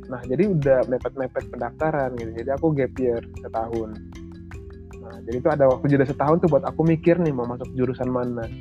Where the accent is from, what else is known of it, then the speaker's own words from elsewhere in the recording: East Nusa Tenggara, Indonesia; karena aku lahirnya di Flores besar di Flores jadi aku KTP juga Flores Jadi aku menyebut diriku orang Flores gitu asalnya secara administratif.